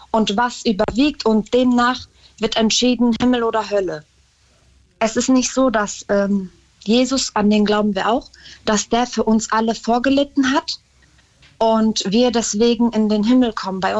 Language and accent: German; Germany; bin deutsche Staatsbürgerin und da sage ich auch, also ich sehe mich als Deutsche mit ähm, dem Islam als Religion